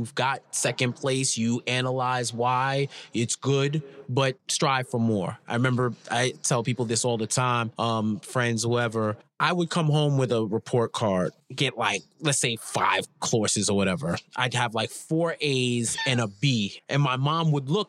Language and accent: English; New York City, New York, United States; So I grew up in New York, in Queens, New York